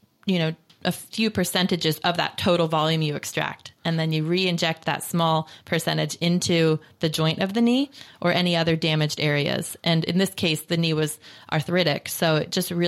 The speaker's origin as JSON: {"language": "English", "town": "Lancaster", "region": "Pennsylvania", "country": "United States", "tie": "born or raised there", "also_born_or_lived": "Philadelphia, Pennsylvania", "moved": "as an adult", "lives_now": "California, United States", "said": "I was born in Lancaster, Pennsylvania, back in the 80s"}